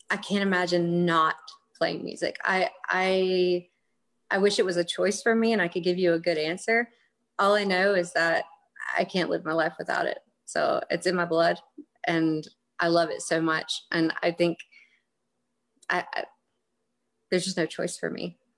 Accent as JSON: {"language": "English", "region": "South Carolina", "country": "United States", "tie": "born or raised there", "said": "I won't go to Charlotte, but once a year maybe and play or or here in South Carolina in my hometown"}